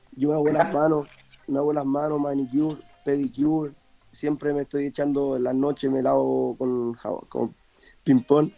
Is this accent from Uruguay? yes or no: no; San Miguel, Santiago Metropolitan Region, Chile; yo vengo de San Miguel, de un barrio